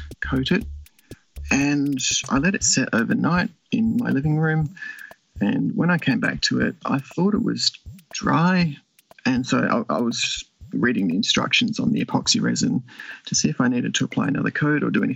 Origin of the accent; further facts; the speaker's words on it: Western Australia, Australia; I'm from Western Australia